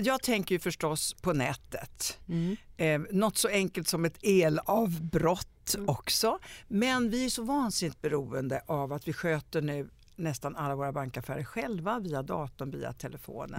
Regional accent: Italy; now in Sweden; jag kommer ju från Italien

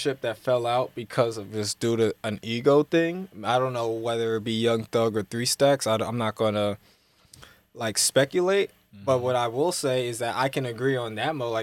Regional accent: Atlanta, Georgia, United States; growing up in Atlanta

